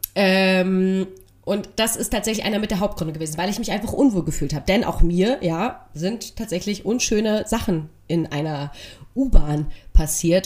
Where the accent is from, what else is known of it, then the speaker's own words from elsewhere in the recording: Berlin, Germany; ich habe schon immer in Lichtenberg gewohnt, ich bin Ossi